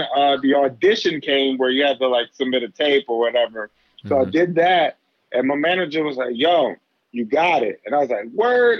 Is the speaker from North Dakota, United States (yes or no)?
no; Philadelphia, Pennsylvania, United States; moved away as an adult; now in New York, United States; I grew up in Philly, yeah. bounced around Philly